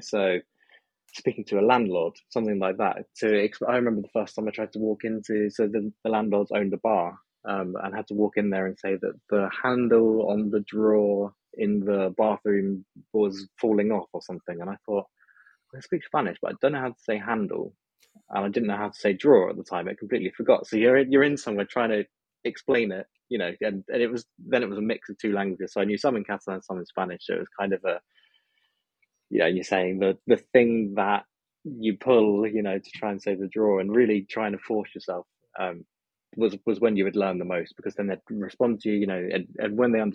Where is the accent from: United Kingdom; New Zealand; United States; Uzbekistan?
United Kingdom; England; also born or lived in Alcoy, Spain / Barcelona, Spain; as an English person